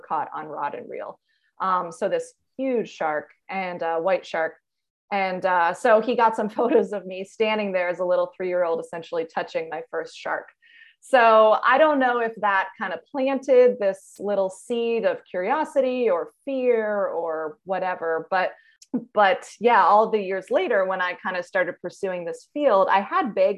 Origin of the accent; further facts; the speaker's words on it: New York area, United States; I grew up in the New York area